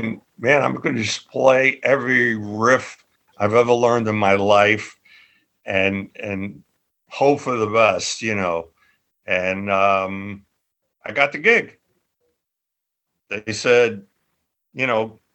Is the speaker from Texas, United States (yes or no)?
no; New York, United States; moved away as an adult; also born or lived in London; I used my street smarts that I developed as a kid growing up in Little Italy.